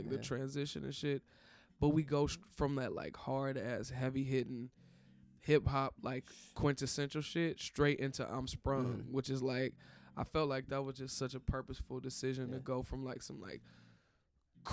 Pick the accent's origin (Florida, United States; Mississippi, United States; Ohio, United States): Ohio, United States; Cleveland; my hometown, from Cleveland